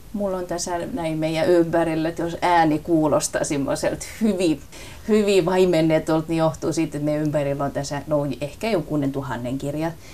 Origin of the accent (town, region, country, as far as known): Southwest Finland, Finland; accent: southwestern dialect (lounaismurre); first language Finnish (southwestern dialect)